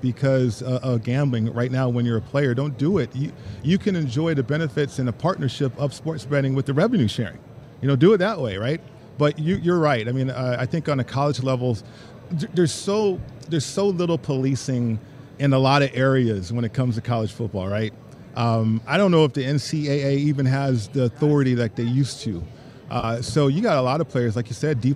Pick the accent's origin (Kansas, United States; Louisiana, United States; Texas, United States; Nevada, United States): Nevada, United States; Las Vegas; my hometown is hosting a Super Bowl